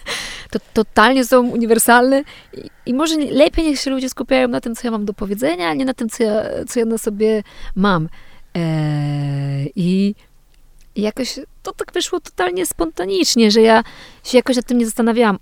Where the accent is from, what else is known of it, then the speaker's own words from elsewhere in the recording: Poland; moved away as an adult; also born or lived in Kraków; pochodzę z tej małej miejscowości